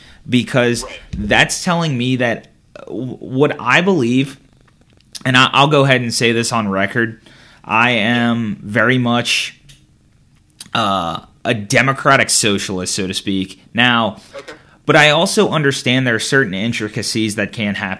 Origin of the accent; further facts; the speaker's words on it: St. Charles Parish, Louisiana, United States; despite not moving from my hometown after college